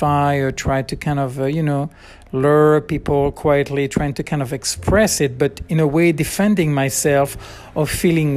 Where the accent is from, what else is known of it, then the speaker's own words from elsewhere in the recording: around Bordeaux, Nouvelle-Aquitaine, France; moved away as an adult; I grew up in around Bordeaux. We moved 3 or 4 times, I guess. And, but anyway, always near Bordeaux.